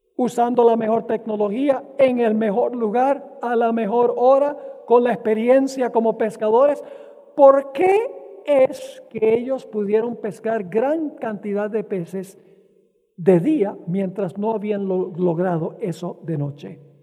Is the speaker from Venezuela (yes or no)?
yes; Venezuela; Cuando yo era niño, crecí en Venezuela